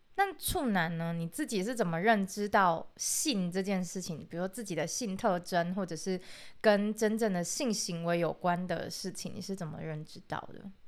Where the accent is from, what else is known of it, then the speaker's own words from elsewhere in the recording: rural Pingtung, Pingtung County, Taiwan; 我是一个来自屏东乡下的小朋友